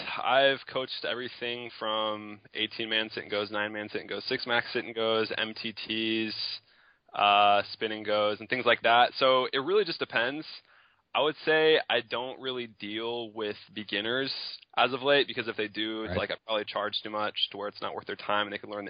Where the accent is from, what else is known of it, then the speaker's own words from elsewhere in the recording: Tyler, Texas, United States; I am from Tyler, Texas, East Texas area.